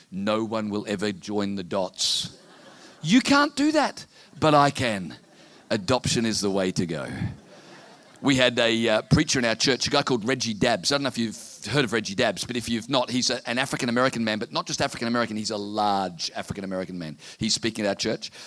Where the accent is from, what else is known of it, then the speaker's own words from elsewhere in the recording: Townsville, Queensland, Australia; I'm from Townsville in North Queensland, where we have 300 days of sunshine a year